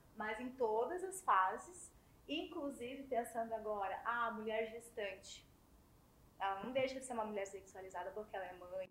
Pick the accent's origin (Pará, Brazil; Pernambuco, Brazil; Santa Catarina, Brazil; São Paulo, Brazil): Santa Catarina, Brazil; Blumenau; now in Salvador, Brazil; eu sou de Blumenau, Santa Catarina